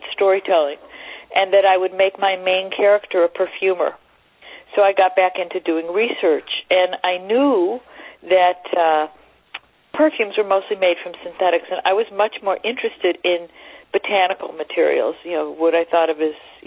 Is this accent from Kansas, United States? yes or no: no; Detroit, Michigan, United States; also born or lived in Ann Arbor; I grew up in Detroit